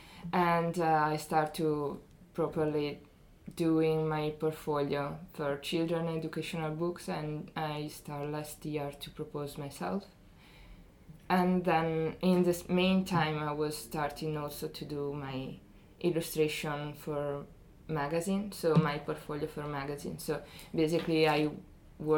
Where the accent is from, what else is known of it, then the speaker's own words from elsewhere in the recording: Ferrara, Emilia-Romagna, Italy; moved away as an adult; now in Dundee, United Kingdom; I come from Ferrara, it's near Bologna.